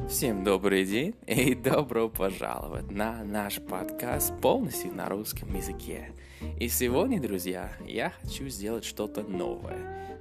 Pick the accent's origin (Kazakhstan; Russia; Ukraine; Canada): Canada; Russian is a second language; я из Канады